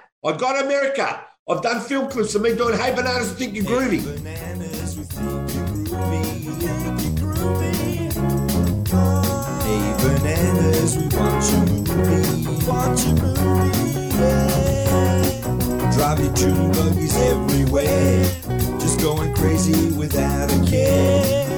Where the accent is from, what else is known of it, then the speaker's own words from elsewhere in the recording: Melbourne, Victoria, Australia; I'm Australian, and I'm proud of it